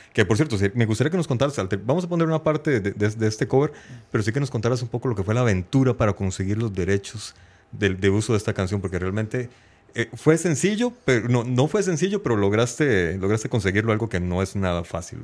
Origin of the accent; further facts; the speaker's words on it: Heredia, Costa Rica; Osman y yo somos de la Aurora de Heredia también